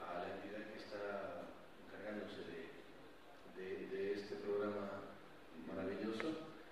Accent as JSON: {"language": "Spanish", "town": "Quito", "region": "Pichincha", "country": "Ecuador", "tie": "born there", "said": "Bueno, yo soy nacido en Quito."}